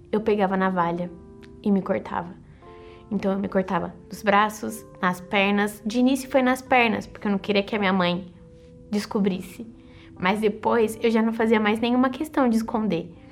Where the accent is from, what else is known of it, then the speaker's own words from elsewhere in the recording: Osasco, São Paulo, Brazil; born there; eu sou estudante de gestão financeira e nasci em Osasco.